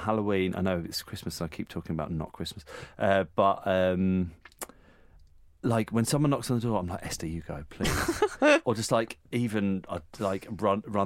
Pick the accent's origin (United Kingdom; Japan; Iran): United Kingdom; we're British